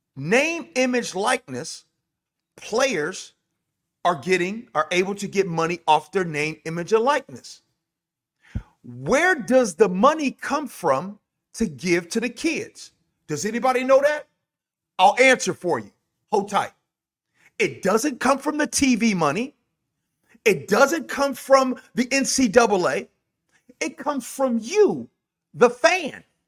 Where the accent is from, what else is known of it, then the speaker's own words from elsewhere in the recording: Chicago, Illinois, United States; I'm from Chicago